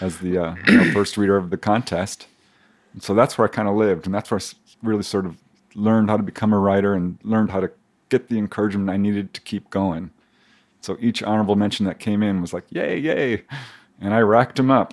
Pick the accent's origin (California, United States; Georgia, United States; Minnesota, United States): California, United States; Topanga Canyon; this guy from Topanga Canyon